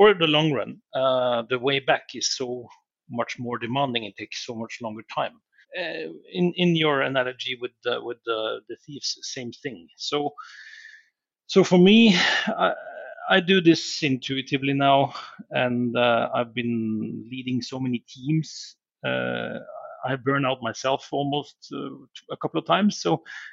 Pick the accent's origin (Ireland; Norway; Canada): Norway; moved away; Norway, and growing up in Norway has been, you know, we are outdoor people. So I've lived around the world in many, many countries, far, far away